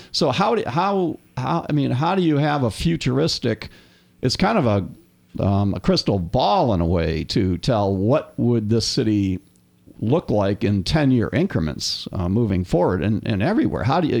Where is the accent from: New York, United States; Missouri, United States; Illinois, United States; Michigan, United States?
Michigan, United States; I'm from Michigan, and back in Michigan in my hometown, we had this really cool thing